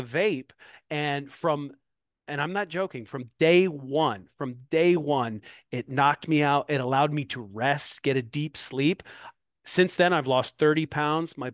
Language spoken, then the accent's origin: English; Moline, Illinois, United States; now in Davenport, United States; here in my hometown, Moline, Illinois